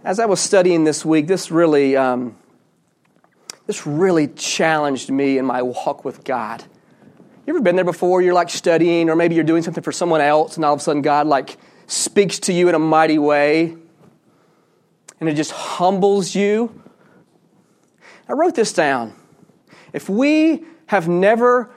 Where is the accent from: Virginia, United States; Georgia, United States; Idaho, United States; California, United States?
Georgia, United States; I grew up in Georgia